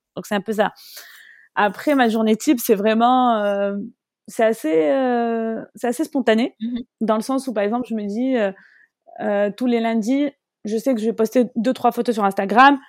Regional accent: Morocco; je suis marocaine et je voulais vraiment représenter mon pays

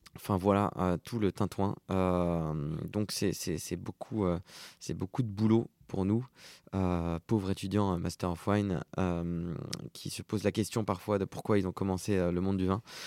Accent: France; je suis né en 1992 en France, deux parents libanais et maintenant je suis franco-libanais

